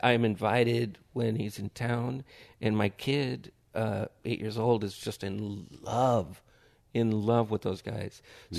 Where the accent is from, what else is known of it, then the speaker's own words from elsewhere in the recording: Hollywood, California, United States; I know that there's like some sort of PTSD from growing up in Hollywood.